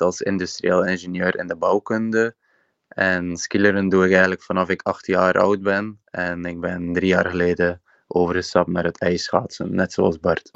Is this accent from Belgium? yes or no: yes; Ostend, Flanders, Belgium; En ik ben afkomstig uit Oostende, Zandvoorde